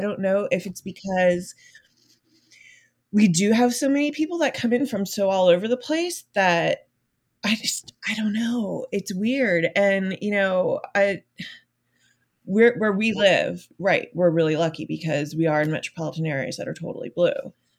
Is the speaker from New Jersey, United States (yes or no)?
yes; New Jersey, United States; now in Florida, United States; I was born and raised in New Jersey, so I have the benefit of having a Northern education.